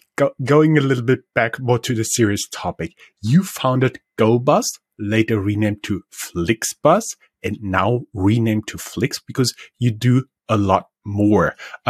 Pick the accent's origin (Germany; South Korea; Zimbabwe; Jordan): Germany; When I was growing up in Germany, I wasn't aware of the legal restraints